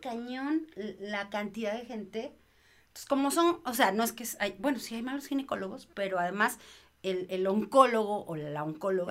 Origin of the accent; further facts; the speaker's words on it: Mexico; soy mamá mexicana